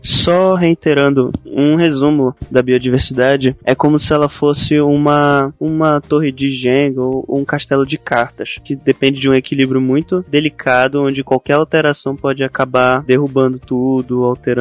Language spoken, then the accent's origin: Portuguese; Belém, Pará, Brazil; eu sou de Belém, né? Que é conhecida como a cidade das mangueiras. E tem mangueira em tudo que é canto aqui